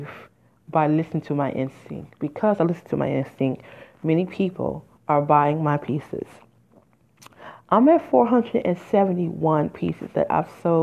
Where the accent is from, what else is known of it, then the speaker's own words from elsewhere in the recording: Midwest, United States; moved away; I'm from the Midwest originally. I have lived there in 20 years